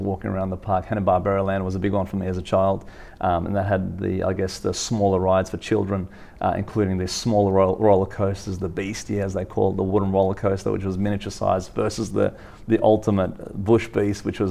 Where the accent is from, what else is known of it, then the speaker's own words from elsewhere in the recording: Sydney, New South Wales, Australia; being a Western Sydney's boy, I grew up in the Western suburbs